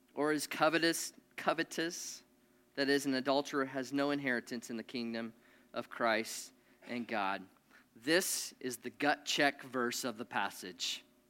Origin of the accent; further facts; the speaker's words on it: Nebraska, United States; I grew up in Nebraska.